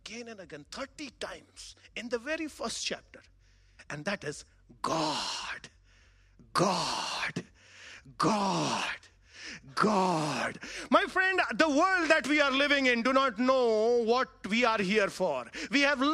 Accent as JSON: {"language": "English", "town": "Varanasi", "region": "Uttar Pradesh", "country": "India", "said": "I come from India, a very large city, Varanasi"}